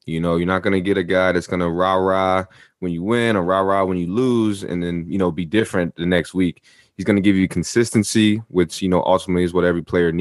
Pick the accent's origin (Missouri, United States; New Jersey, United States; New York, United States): New Jersey, United States; I'm from Jersey, as you are as well, especially that up north part of Jersey